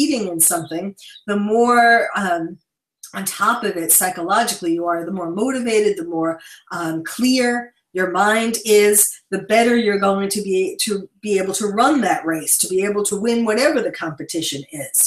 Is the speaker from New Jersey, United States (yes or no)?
no; New York City, New York, United States; now in West Coast, United States; I'm a born and bred New Yorker